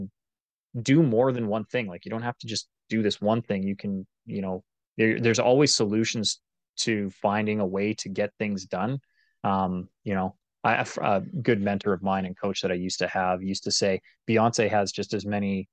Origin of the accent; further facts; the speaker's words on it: Calgary, Alberta, Canada; moved away as an adult; also born or lived in Vancouver, British Columbia; I grew up in Calgary, Alberta